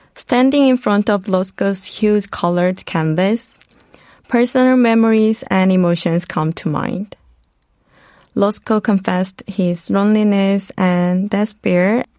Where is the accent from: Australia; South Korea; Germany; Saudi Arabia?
South Korea; moved away as an adult; also born or lived in United States; Growing up in Korea, studying in the US